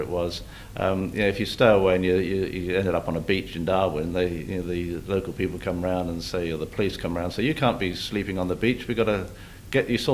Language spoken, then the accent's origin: English; London, United Kingdom; now in Australia; I grew up in London, the western suburbs of London, in a place called Ruislip